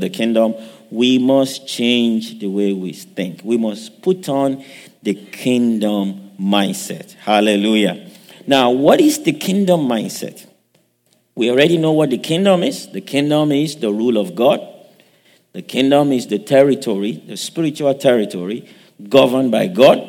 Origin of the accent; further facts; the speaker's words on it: Western Nigeria, Nigeria; now in United States; I grew up in Nigeria, raised up in the western part of Nigeria